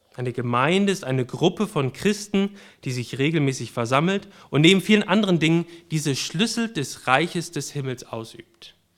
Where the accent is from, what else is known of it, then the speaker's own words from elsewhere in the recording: Germany; ich bin Deutscher